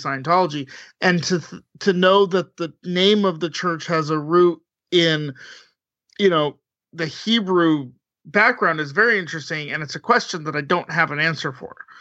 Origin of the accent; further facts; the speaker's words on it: Southern California, United States; I am from Southern California. I've lived there a long time, too.